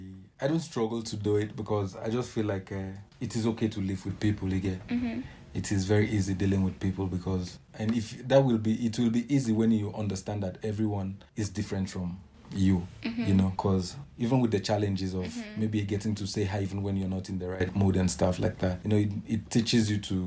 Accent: Nigeria; Man, what I can say is first of all, being a Nigerian is a crime.

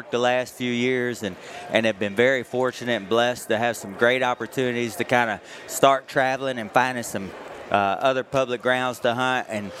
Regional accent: Tyler, Texas, United States; Dennis and I are just, man, we're from East Texas, Tyler, Texas. We're halfway between Dallas and Shreveport.

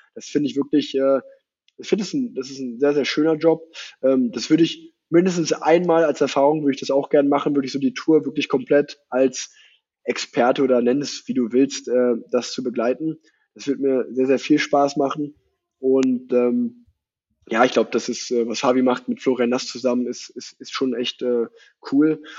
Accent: Unna, North Rhine-Westphalia, Germany; moved away as an adult; now in Cologne, Germany; ich habe noch in Unna gewohnt, wo ich groß geworden bin

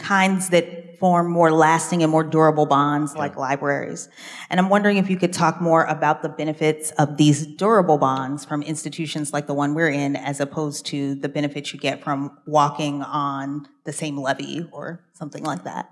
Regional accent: Pittsburgh, Pennsylvania, United States; moved away; I grew up in Pittsburgh, so I thought every library was a Carnegie

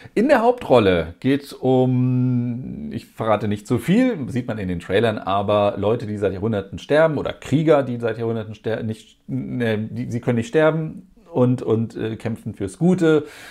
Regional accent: Germany; bei uns in Deutschland

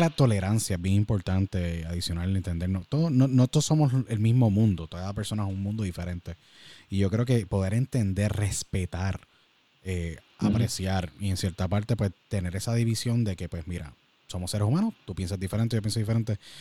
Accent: Puerto Rico; nuestro gran país que siempre que salimos de Puerto Rico nos convertimos en ciudadanos del mundo y extrañamos a Puerto Rico todo el tiempo.

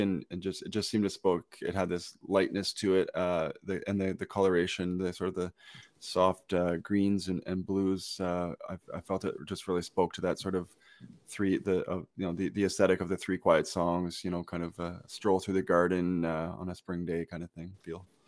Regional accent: Brockville, Ontario, Canada; my hometown in, uh, Brockville

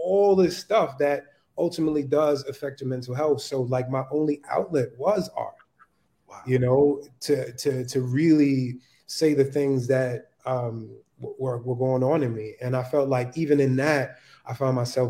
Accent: New York City, New York, United States; also born or lived in North Carolina; growing up in Harlem in the you know, 80s, 90s

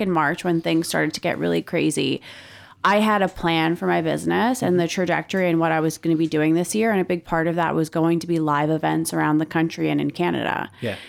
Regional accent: Philadelphia, Pennsylvania, United States; I am an East Coast girl. I grew up in Philadelphia

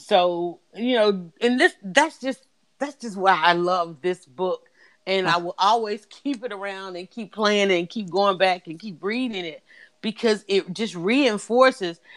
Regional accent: United States; we as American people

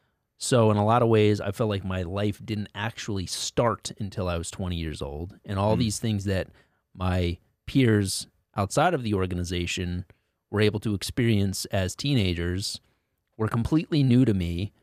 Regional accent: Connecticut, United States; Like I grew up in Connecticut as well.

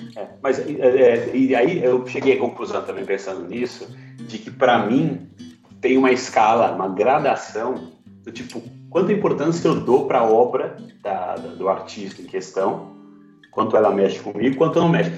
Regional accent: Goiás, Brazil; eu sou de Goiás

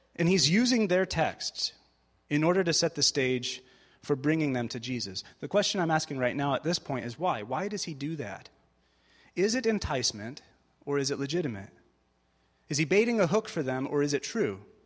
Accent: United States; moved away; also born or lived in Springfield, Missouri; I am American

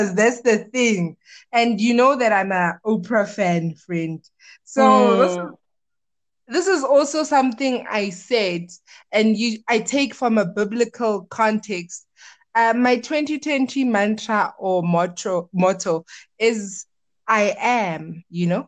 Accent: Witbank, Mpumalanga, South Africa; also born or lived in Pretoria; I was born in Pretoria, but raised in Witbank

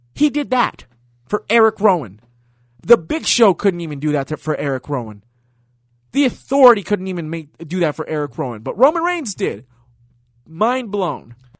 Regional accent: Puerto Rico; the great city of my home country, San Juan, Puerto Rico.

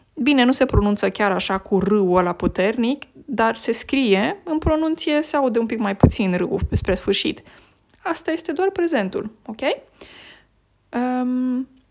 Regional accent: Romania; first language Romanian; moved away as an adult; now in Norway; limba română mi este limba maternă

